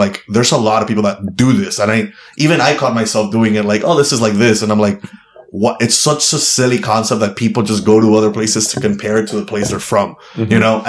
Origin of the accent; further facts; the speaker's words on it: Miami, Florida, United States; to feel like I'm a Latino that happens to be a comedian, or a comedian that happens to be Latino. I'm from Miami.